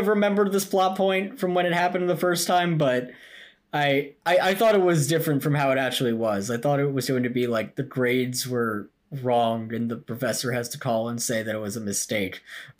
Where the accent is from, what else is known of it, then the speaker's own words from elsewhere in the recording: New Jersey, United States; we are from New Jersey. Sometimes I suspect the Italian in us that we don't have because we're not Italian